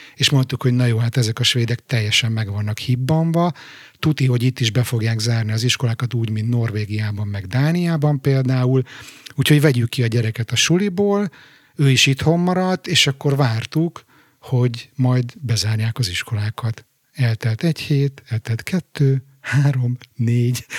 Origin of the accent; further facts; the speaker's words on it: Budapest, Hungary; moved away as an adult; now in Stockholm, Sweden; az újpesti lakótelepet, ahol egyébként én fölnőttem